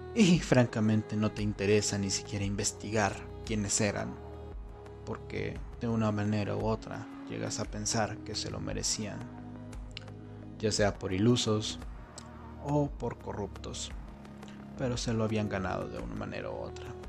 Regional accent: Mexico; en mi país, en México

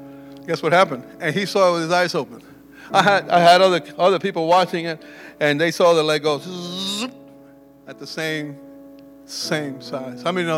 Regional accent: Cuba; also born or lived in Clinton, Iowa; now in United States; I was born in Cuba. I fled that communistic government.

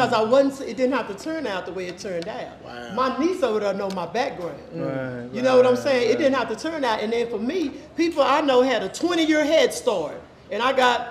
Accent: Dallas, Texas, United States; moved away as an adult; I'm from Oak Cliff

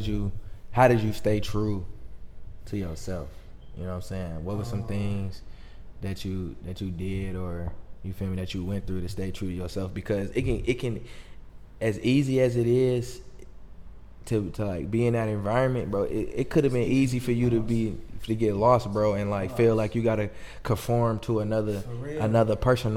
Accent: Auburn Hills, Michigan, United States; I'm from Auburn Hills.

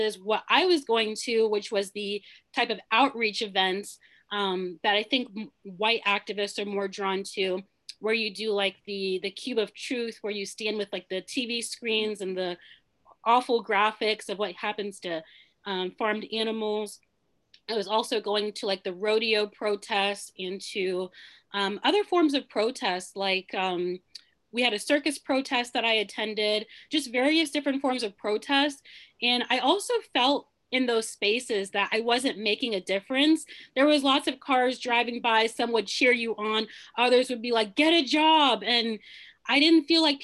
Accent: Nigeria; now in United States; I'm originally from Nigeria

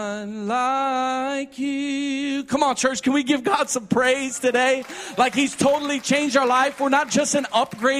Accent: Midwest, United States; we were raised in the Midwest

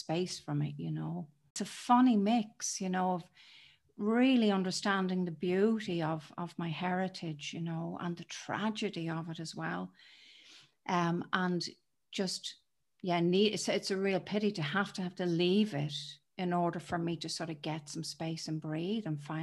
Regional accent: Dublin, Leinster, Ireland; moved away as an adult; now in United Kingdom; I was born in Dublin in Ireland, and it has shaped me. I live in the UK now, but it was an intense place to grow up.

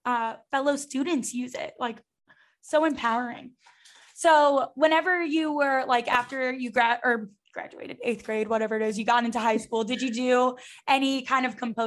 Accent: the Bible Belt, the South, United States; growing up in the Bible Belt.

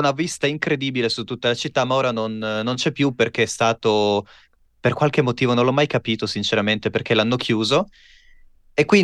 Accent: Pordenone, Friuli-Venezia Giulia, Italy; Io vengo da... Vengo da Pordenone, in Friuli Venezia

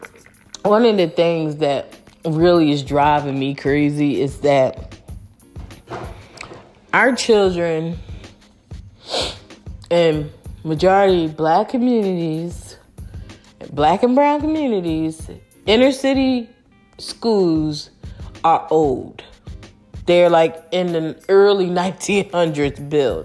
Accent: Philadelphia, Pennsylvania, United States; moved away; I might live in a suburban area, but I'm not from the suburbs, y'all. I'm from North Philly

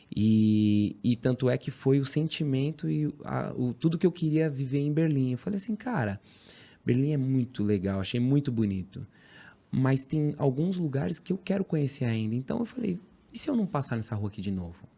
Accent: São Paulo, Brazil; Sou da Zona Leste de São Paulo. Guaianazes

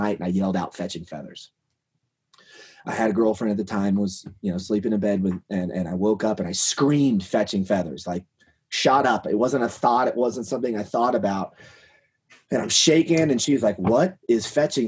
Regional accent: Kansas, United States; now in Colorado, United States; I grew up in Kansas, so I'm used to quail and pheasant and cut corn

